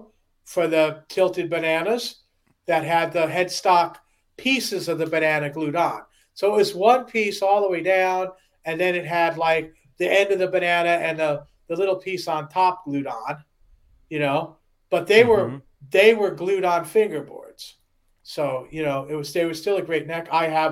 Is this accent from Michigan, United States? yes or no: yes; outside of Detroit, Michigan, United States; I was made outside of Detroit